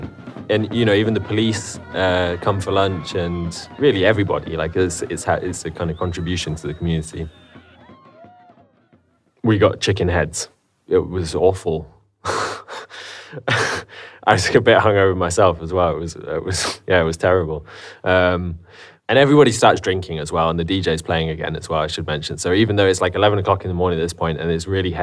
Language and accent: English; England, United Kingdom; I'm English.